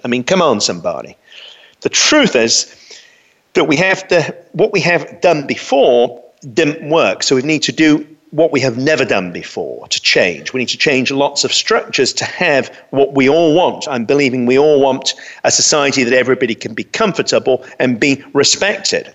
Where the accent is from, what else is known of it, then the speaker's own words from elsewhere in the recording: London, United Kingdom; I grew up in London